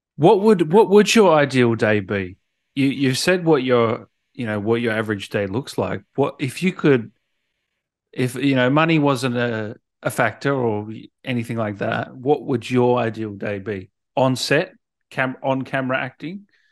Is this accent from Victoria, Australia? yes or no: yes; Melbourne, Victoria, Australia; also born or lived in Sydney; I was born in Sydney, but, um, parents moved to Melbourne